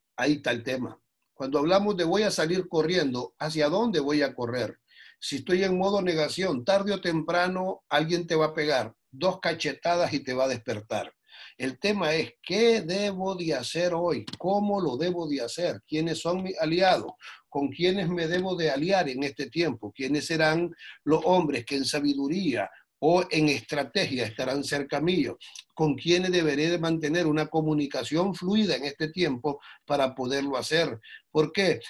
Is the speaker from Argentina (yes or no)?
no; Nicaragua; como nicaragüenses